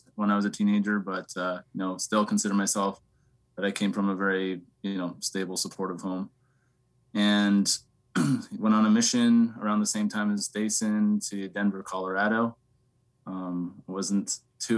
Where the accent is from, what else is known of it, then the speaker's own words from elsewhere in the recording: Lethbridge, Alberta, Canada; I grew up in Southern Alberta, Canada. Lethbridge is my hometown.